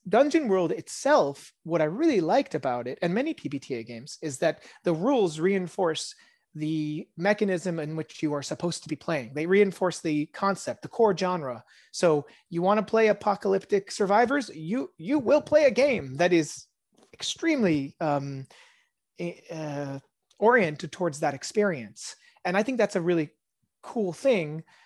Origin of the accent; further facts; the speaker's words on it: California, United States; first language Hebrew; English is a second language; also born or lived in Israel; I grew up mostly around California and, um, although my first language is Hebrew